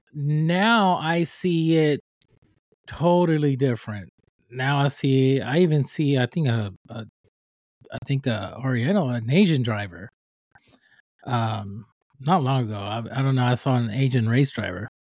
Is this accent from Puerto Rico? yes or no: yes; Puerto Rico; now in United States; I'm from Puerto Rico, I'm from the island, and when I was raising up